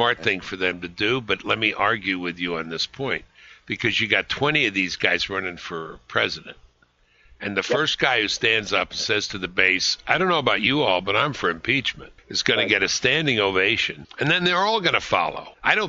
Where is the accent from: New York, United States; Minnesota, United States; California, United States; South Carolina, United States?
New York, United States; New York City